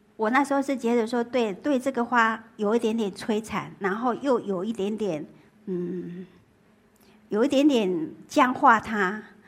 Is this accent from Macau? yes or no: no; Taiwan; moved away as an adult; now in Beijing, China; 我自己从小， 我在台湾，我们台湾叫三合院